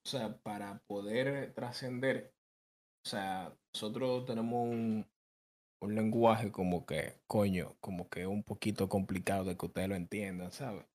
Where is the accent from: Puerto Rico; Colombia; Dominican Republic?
Dominican Republic